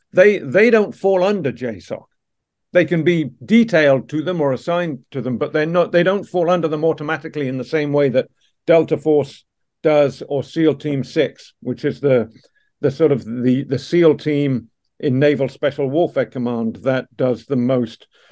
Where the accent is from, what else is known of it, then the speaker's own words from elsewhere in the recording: Dublin, Leinster, Ireland; also born or lived in Canada / Surrey, England; now in Washington D.C., United States; I was a young English boy growing up in South Dublin uh, in the late 70s and early 80s